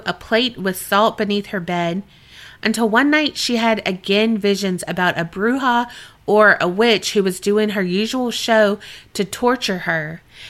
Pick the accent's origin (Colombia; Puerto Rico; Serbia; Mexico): Colombia; now in Canada; For a bit of background, I am from Colombia. However, I currently live in Canada.